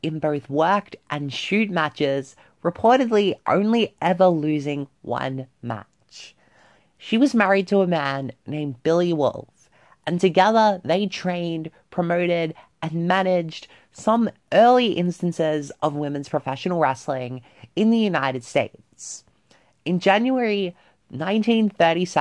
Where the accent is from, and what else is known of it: Australia; born or raised there